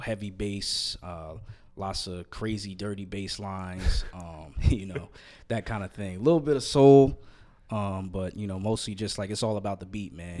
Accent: outside of New York, United States; moved away; I grew up outside of New York, about 20 minutes away

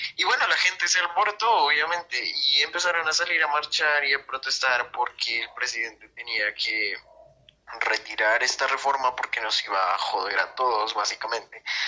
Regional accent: Bogotá, Colombia; Soy de la ciudad de Bogotá, Colombia

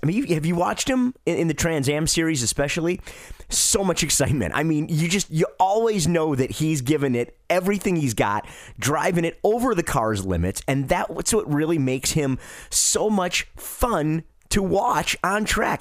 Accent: Detroit, Michigan, United States; moved away; I'm from Detroit originally

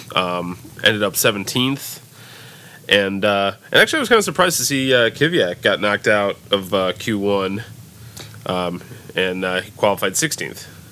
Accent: United States; we're American

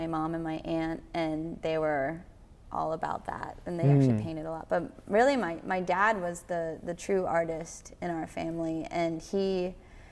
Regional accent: Gettysburg, Pennsylvania, United States; now in Nashville, United States; the years that I was growing up there

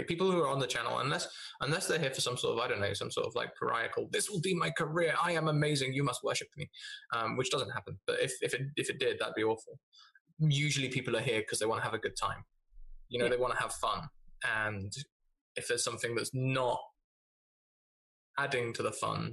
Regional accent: United Kingdom; I am British

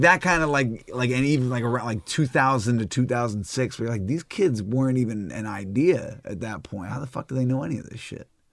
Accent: New York, United States; growing up in New York

